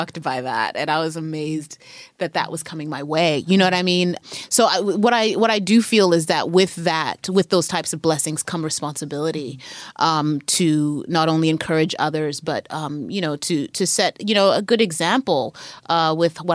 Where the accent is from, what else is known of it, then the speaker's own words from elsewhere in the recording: Zimbabwe; moved away as an adult; also born or lived in Harare; now in United States; I grew up in Zim in the 80s and the 90s